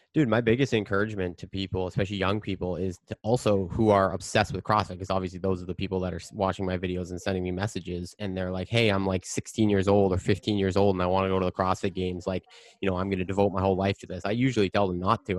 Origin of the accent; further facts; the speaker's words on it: Canada; I'm Canadian